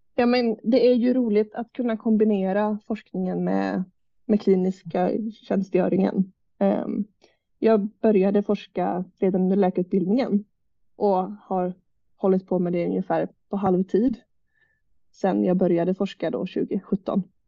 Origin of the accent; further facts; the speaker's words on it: Jönköping, Jönköping County, Sweden; also born or lived in Umeå; jag är uppväxt i Jönköping